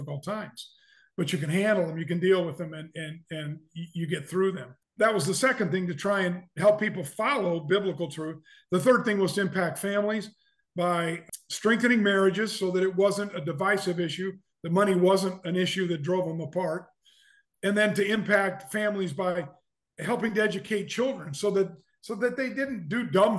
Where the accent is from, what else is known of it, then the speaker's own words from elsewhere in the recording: Omaha, Nebraska, United States; also born or lived in Lincoln, Nebraska; I grew up in Omaha and came to Lincoln in the fall of 74 to go to the university